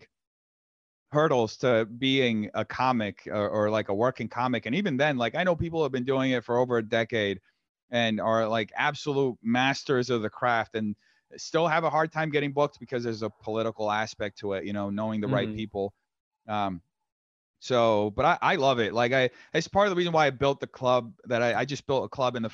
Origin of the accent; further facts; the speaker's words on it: Brazil; also born or lived in New York; now in United States; I'm from Brazil